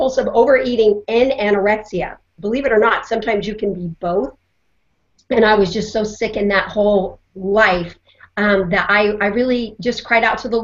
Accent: Colorado, United States; I grew up in Colorado

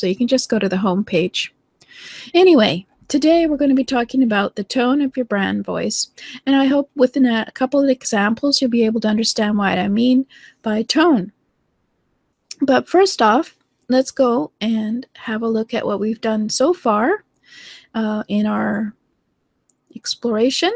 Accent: Canada; accent: Canadian; I'm from Canada. So I have certain accents and certain, well, we have a very bland accent, actually Canadians

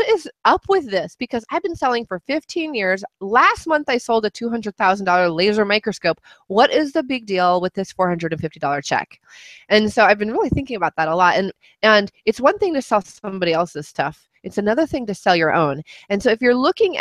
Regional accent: New Mexico, United States; moved away as an adult; also born or lived in Chicago; I grew up in New Mexico

